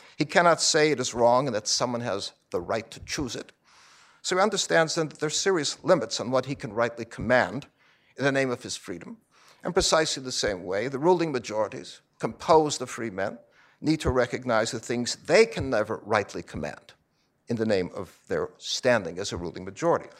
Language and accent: English; Chicago, Illinois, United States; my hometown of Chicago